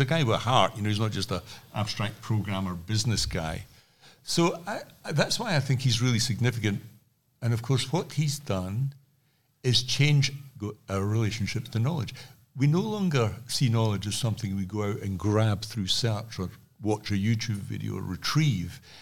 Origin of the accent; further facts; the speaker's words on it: Scotland, United Kingdom; I'm from Scotland